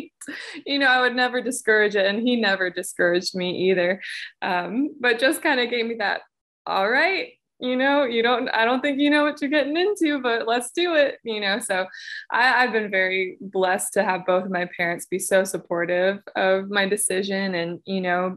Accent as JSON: {"language": "English", "town": "Nashville", "region": "Tennessee", "country": "United States", "tie": "born or raised there", "said": "growing up in Nashville and hearing storytelling in that music"}